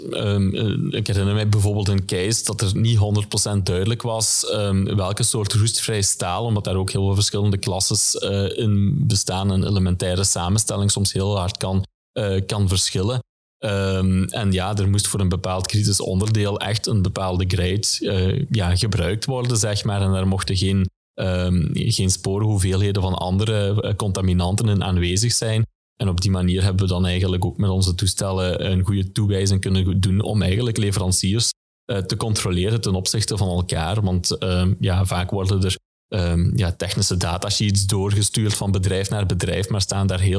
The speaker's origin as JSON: {"language": "Dutch", "town": "Genk", "region": "Flanders", "country": "Belgium", "said": "Ja, als, als Genkenaar zie ik eigenlijk heel wat ontwikkeling momenteel op de, op de Tor campus."}